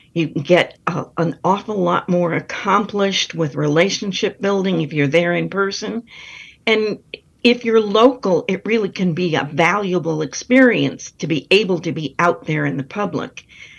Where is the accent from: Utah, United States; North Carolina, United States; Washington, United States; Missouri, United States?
North Carolina, United States; So I'm always proud to be saying I'm from North Carolina.